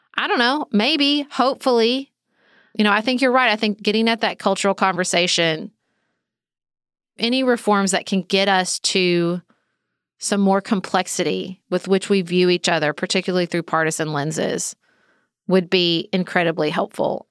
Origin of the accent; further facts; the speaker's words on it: the South, United States; as a Southerner